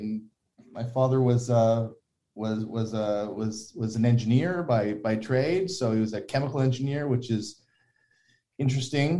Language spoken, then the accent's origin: English; Toronto, Ontario, Canada; I was at Mount Sinai, which is in Toronto, and grew up in, you know, in kind of Henry Farms area, Don Mills and Shepherd area.